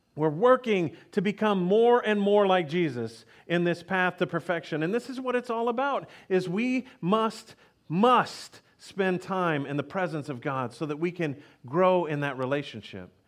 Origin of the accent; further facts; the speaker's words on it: Texas, United States; I grew up in Texas